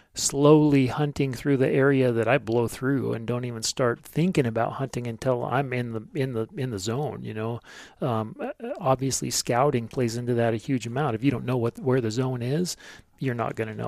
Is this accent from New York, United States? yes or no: no; Sandpoint, Idaho, United States; lived in and around Sand Point the majority of my life